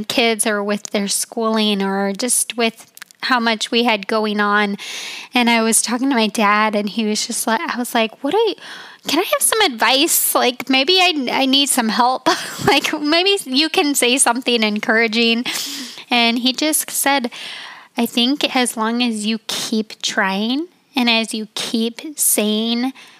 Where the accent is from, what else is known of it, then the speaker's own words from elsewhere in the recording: Utah, United States; also born or lived in Colorado; I call Utah my home state and Colorado.